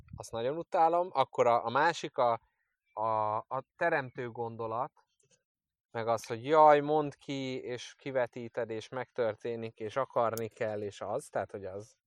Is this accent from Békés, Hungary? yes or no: no; Budapest, Hungary; én ilyen megerőzött pesti vagyok. A fasz pesti, hát budai